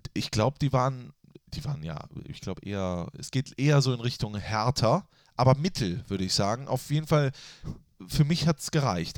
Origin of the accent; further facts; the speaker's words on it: Düsseldorf, North Rhine-Westphalia, Germany; Ich bin ja in Düsseldorf-Flingern aufgewachsen